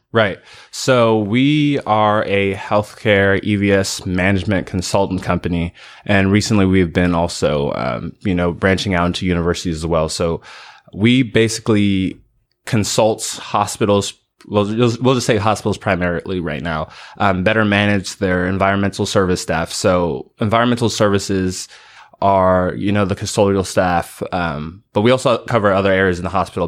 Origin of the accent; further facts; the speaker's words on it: California, United States; moved away as an adult; now in Greenville, United States; I'm from California originally